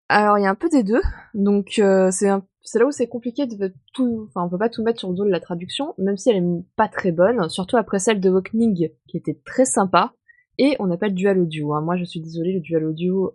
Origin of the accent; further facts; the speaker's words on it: France; je suis française